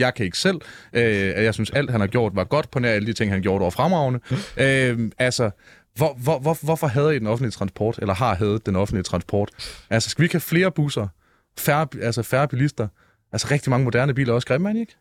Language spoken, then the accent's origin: Danish; Denmark; Jeg er fra den rigtige Vestegn, nemlig Jylland